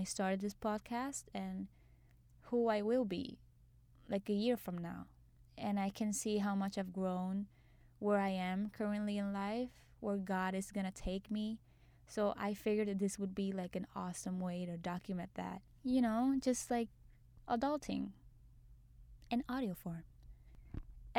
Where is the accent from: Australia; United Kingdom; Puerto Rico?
Puerto Rico; moved away as an adult; now in New York, United States; I was born and raised in Puerto Rico. Now I'm living in New York